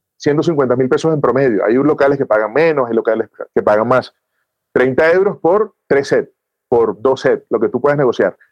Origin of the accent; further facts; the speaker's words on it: Venezuela; now in Bogotá, Colombia; yo soy venezolano también